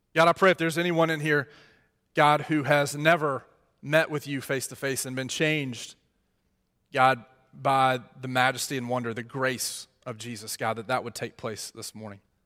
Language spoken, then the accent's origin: English; Mississippi, United States; moved away; I'm from Mississippi